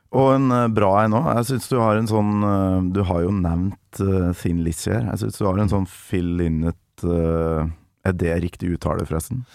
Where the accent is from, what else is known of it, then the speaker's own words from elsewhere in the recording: Kolvereid, Trøndelag, Norway; jeg vokste opp i et lite hus i et byggefelt på Kolvereid med 1500 innbyggere i Nord-Trøndelag